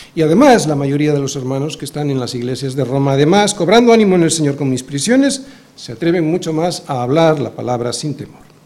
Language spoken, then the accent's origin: Spanish; Spain; also born or lived in Bilbao; nuestra condición aquí en España, como no, como españoles porque lo somos